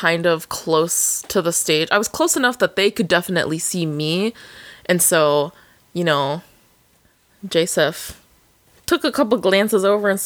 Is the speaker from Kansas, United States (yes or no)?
no; Alaska, United States; I came from Alaska, yeah, please. I'm the Alaska girl.